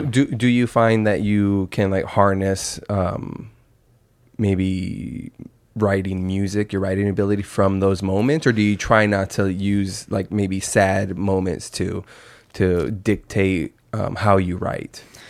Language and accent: English; Yuma, Arizona, United States; moved away as an adult; also born or lived in Phoenix area, Arizona; I'm from Yuma, that's three hours away, and it's like, I've probably been home fifteen times since I moved up to the valley